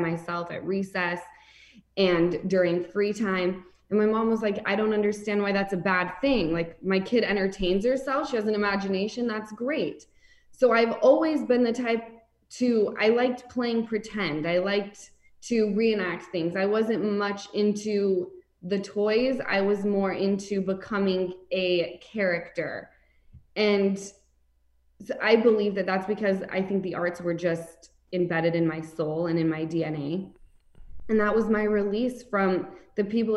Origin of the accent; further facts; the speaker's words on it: Salt Lake City, Utah, United States; I grew up in Salt Lake City